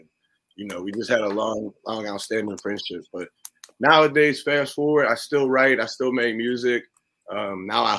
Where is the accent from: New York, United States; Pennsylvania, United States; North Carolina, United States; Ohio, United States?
Pennsylvania, United States; Pittsburgh; moved away as an adult; also born or lived in Ottawa; now in Canada; I grew up in Pittsburgh